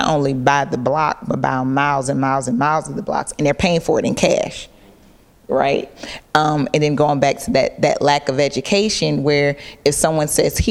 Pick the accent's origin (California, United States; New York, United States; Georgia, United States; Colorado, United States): Georgia, United States; Clayton County; also born or lived in Boston; now in Atlanta, United States; I didn't grow up in Atlanta, I grew up in Clayton County.